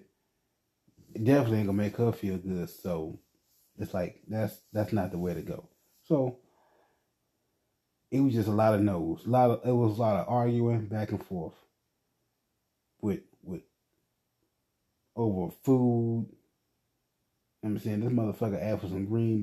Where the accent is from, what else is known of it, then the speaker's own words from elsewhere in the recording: United States; I am an American citizen